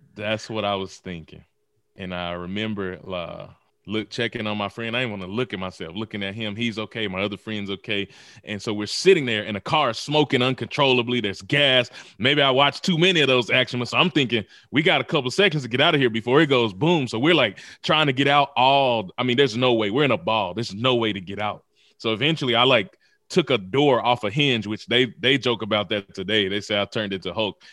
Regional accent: Mississippi, United States; born or raised there; also born or lived in Memphis, Tennessee

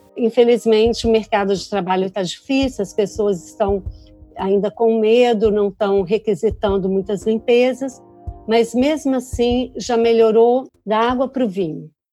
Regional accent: Vitória, Espírito Santo, Brazil; moved away as an adult; now in United States; sou natural de Vitória, Espírito Santo

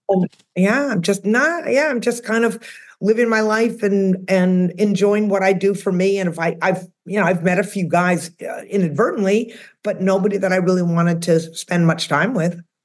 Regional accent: outside of Boston, Massachusetts, United States; now in Austin, United States; I'm originally from the Northeast. I'm from outside of Boston.

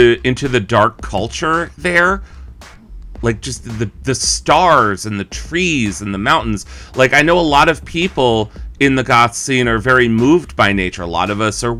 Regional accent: East Coast, United States; I grew up on the East Coast, so, like, you know, big buildings and lots of people walking around and loud subway trains

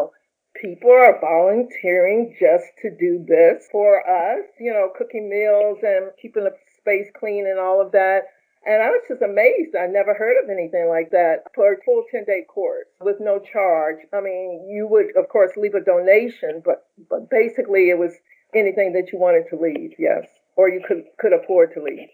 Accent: Roanoke, Virginia, United States; moved away; also born or lived in New York; I'm from Roanoke, Virginia, and my family's from there as well. Eventually, I moved to New York.

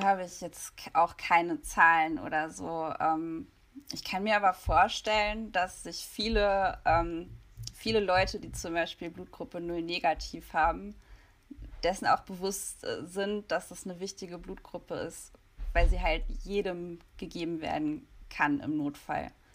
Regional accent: Hanover, Lower Saxony, Germany; ich komme eigentlich aus Hannover

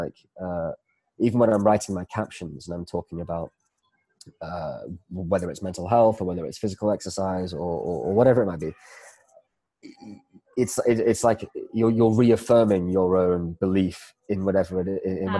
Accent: Malaysia; So I grew up in Malaysia for a few years. I was living here in the early 90s, and I came back here 4 years ago.

